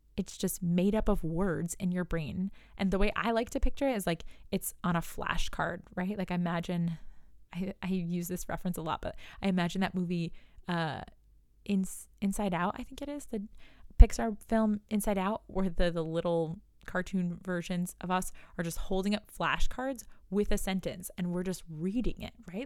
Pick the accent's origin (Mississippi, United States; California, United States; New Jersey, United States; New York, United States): New York, United States; I'm from New York, so I say you guys